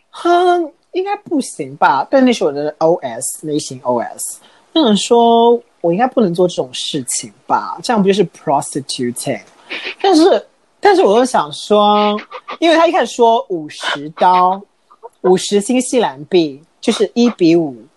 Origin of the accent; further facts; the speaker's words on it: Jiuzhaigou, Sichuan, China; 我那块田本来很实的扎根在我们老家九寨沟那边的